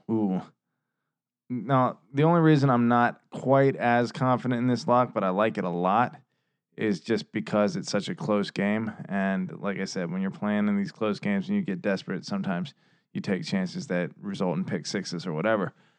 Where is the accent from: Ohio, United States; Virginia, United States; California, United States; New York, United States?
Virginia, United States; we're from Virginia